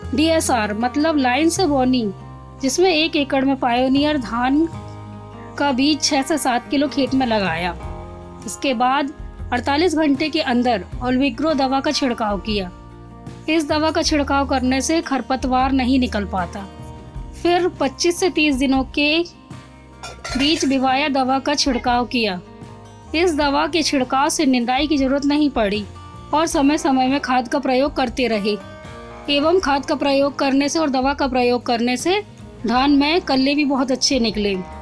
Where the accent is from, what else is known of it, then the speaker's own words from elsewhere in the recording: Maili village, Narayanganj tehsil, Mandla district, Madhya Pradesh, India; मैं ग्राम मैली तहसील नारायणगंज थाना टिकरिया जिला मंडला मध्य प्रदेश की मूल निवासी हूँ